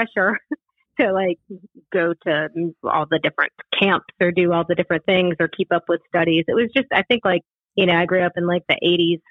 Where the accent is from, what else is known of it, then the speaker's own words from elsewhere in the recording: Augusta, Georgia, United States; moved away as an adult; also born or lived in Western North Carolina; now in Asheville, United States; When I was about 5 or so, my folk moved down to Augusta, Georgia